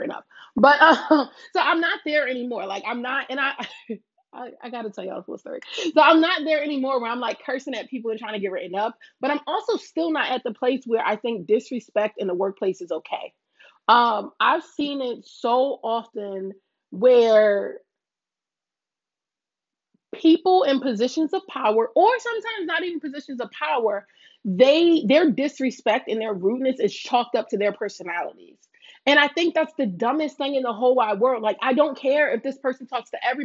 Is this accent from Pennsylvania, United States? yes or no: yes; Philadelphia, Pennsylvania, United States; I was born and raised in North Philly